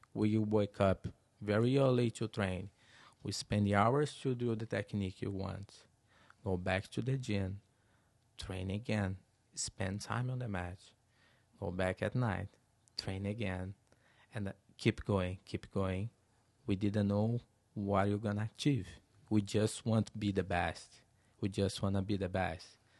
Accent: Teresópolis, Rio de Janeiro, Brazil; English is a second language; moved away as an adult; now in United States; my hometown, Teresopolis, very small town.

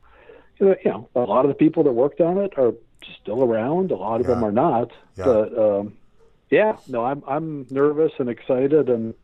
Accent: Santa Cruz, California, United States; I'm a kid from Santa Cruz, California. White kid. I'm really white, you know, like aspirin white.

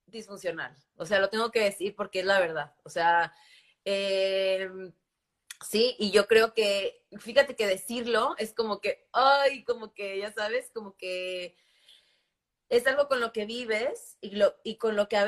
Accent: Campeche, Mexico; yo crecí en México, crecí en una, en una ciudad eh, hermosa, muy pequeña, que se llama Campeche, que es, en la, bahía, en el Golfo de México.

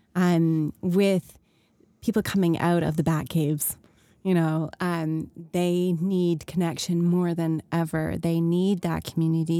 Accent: Canada; 'cause we're Canadian

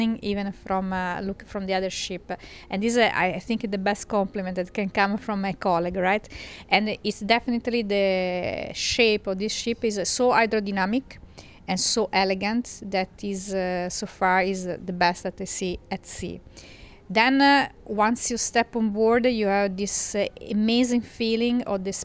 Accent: Livorno, Tuscany, Italy; I'm from Tuscany, Italy, from the commercial port of Livorno

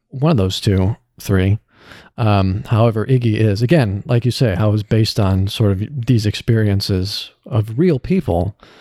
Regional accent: Illinois, United States; moved away as an adult; now in California, United States; I am from Illinois

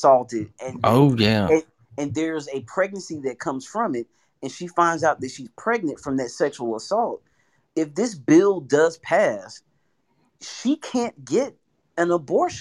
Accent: Alabama, United States; now in Houston, United States; I'm from Alabama, you know, grew up not too far from where you grew up.

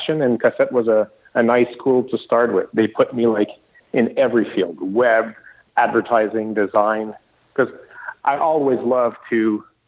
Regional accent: Sherbrooke, Quebec, Canada; I'm from Sherbrooke

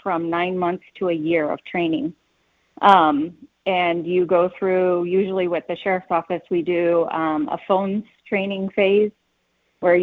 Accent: Kansas City, United States; moved away as an adult; now in Colorado Springs, United States; I moved here about 20 years ago. Not from here. I'm from Kansas City

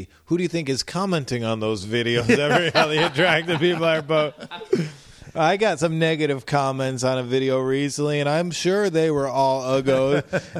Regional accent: Midwest, United States; now in New York, United States; I'm from the Midwest, dog

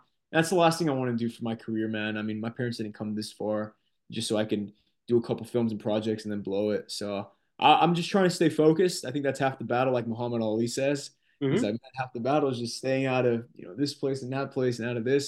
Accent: Corona, California, United States; my hometown is Corona, California

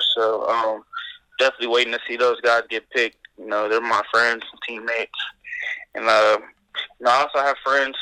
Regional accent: Los Angeles, California, United States; I grew up in Los Angeles, California, in the Crenshaw area

